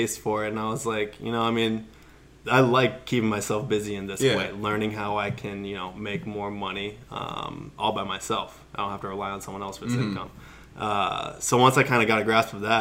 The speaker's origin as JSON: {"language": "English", "town": "Scottsdale", "region": "Arizona", "country": "United States", "tie": "born or raised there", "said": "born and raised in Scottsdale, Arizona"}